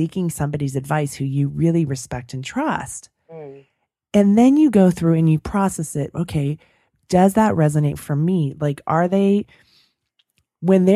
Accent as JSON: {"language": "English", "area": "San Francisco Bay Area", "region": "California", "country": "United States", "tie": "born or raised there", "said": "growing up in the Bay Area, the San Francisco Bay Area"}